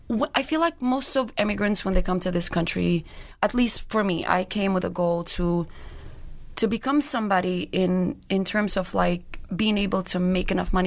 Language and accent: English; Brooklyn, New York, United States; English is a second language; I am from Brooklyn.